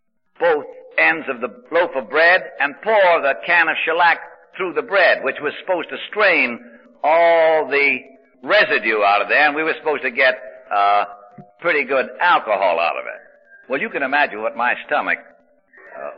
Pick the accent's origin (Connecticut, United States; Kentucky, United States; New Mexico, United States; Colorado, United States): Connecticut, United States; Hartford; moved away as an adult; also born or lived in New York; I kept going back to my hometown, Hartford, Connecticut